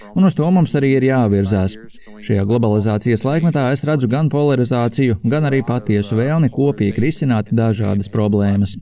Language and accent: Latvian; Chicago, Illinois, United States; Es pats esmu no Amerikas Savienotajām valstīm, no Čikāgas pievārtes